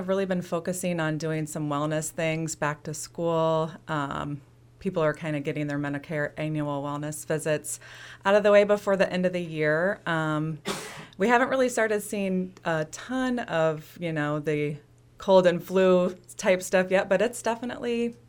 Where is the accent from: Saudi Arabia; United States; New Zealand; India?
United States; Fairview, Illinois; Well, I was born and raised in Fairview, Illinois, so close by. Farming community, and I've always lived in the area. Currently, I live closer to Brimfield, but it's kind of where I'm from.